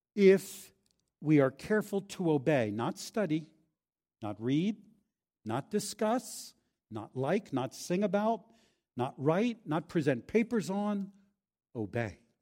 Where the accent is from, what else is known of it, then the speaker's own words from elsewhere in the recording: Philadelphia, Pennsylvania, United States; I'm from Philadelphia.